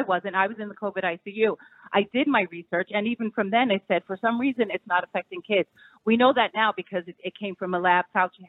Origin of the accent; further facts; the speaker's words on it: New York, United States; I'm from New York, yeah.